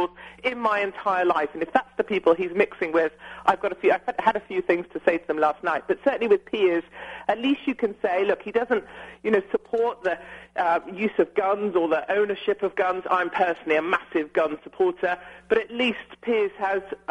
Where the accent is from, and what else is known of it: United Kingdom